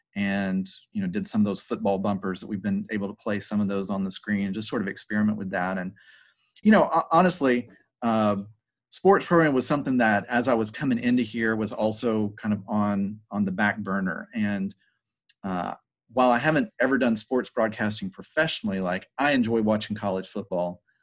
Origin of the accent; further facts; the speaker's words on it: Hiram, Georgia, United States; also born or lived in Southern California; I'm actually from Paulding County. I, I graduated from Paulding County High School. Uh, I grew up in Hiram